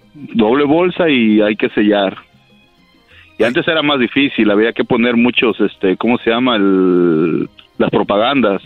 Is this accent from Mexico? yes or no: yes; Mexico; moved away; yo soy de México